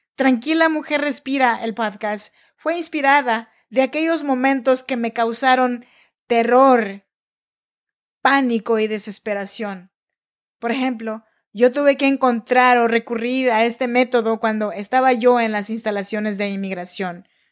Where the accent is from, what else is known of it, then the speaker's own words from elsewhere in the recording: Chinantla region, Oaxaca, Mexico; now in Sacramento, United States; Yo nací en Oaxaca, México, en la región chinanteca, pero yo vivo y grabo este podcast desde Sacramento, California.